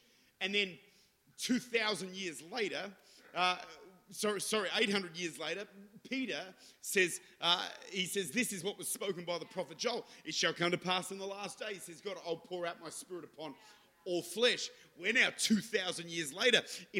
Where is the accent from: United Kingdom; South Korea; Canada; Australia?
Australia; Adelaide, South Australia; accent: Modbury North; I'm bilingual. I speak fluent Modbury North, and I speak in the Holy Ghost.